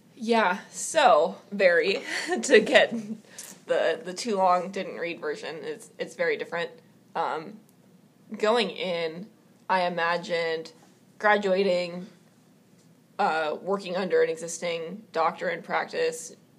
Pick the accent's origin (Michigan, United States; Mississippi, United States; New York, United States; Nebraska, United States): Nebraska, United States; Omaha; born and raised in Omaha, Nebraska